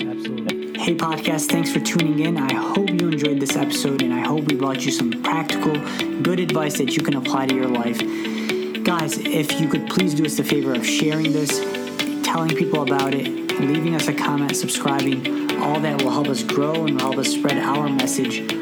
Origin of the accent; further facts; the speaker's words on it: Detroit, Michigan, United States; also born or lived in Pittsburgh area, Pennsylvania; now in Pittsburgh, United States; I'm from Detroit